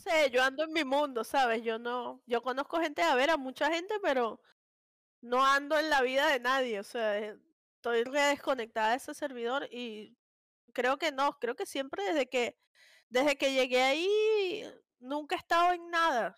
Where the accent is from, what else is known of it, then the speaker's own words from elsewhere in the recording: Venezuela; yo soy súper, súper venezolana